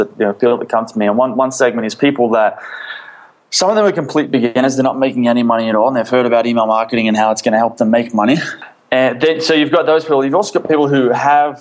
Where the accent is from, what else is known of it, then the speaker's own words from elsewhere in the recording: Sydney, New South Wales, Australia; moved away as an adult; also born or lived in Philippines; I grew up in Australia, in Sydney.